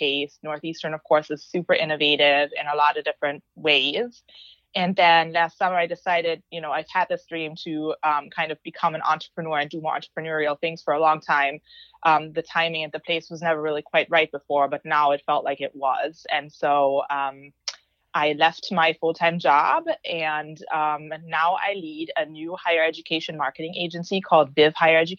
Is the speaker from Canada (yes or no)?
no; Germany; moved away as an adult; also born or lived in Green Bay, Wisconsin, United States; So I grew up in Germany with a Turkish father and a German mother.